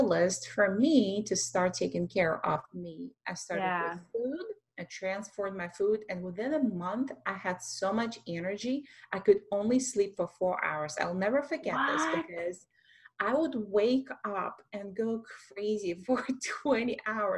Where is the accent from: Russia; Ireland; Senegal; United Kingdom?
Russia; English is a second language; moved away as an adult; I am an immigrant from Russia with a music background for many, many years